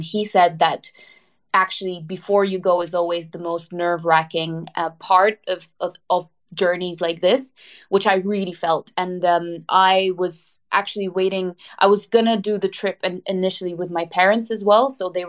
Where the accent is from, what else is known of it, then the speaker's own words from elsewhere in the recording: Kyiv, Ukraine; now in London, United Kingdom; I'm Ukrainian from Kyiv originally. I live in London at the moment.